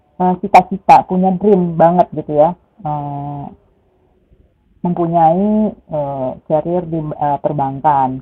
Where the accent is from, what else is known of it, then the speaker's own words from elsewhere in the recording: Padang, West Sumatra, Indonesia; now in Bintaro, South Tangerang, Indonesia; saya lahirnya di Padang, saya Minangis